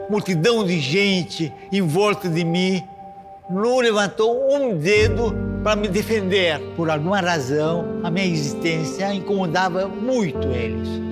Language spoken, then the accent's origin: Portuguese; Brazil; sendo brasileiro, é, crescendo, nascido no Brasil, crescendo no Brasil